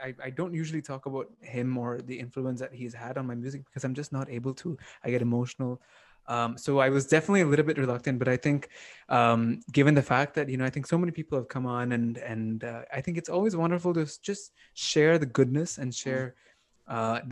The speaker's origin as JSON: {"language": "English", "town": "Toronto", "region": "Ontario", "country": "Canada", "tie": "born or raised there", "said": "I grew up here in North America. So I grew up in Toronto"}